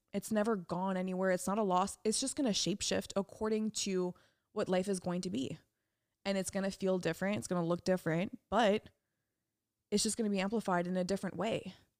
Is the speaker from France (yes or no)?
yes; France; moved away; around the pond in my hometown in France.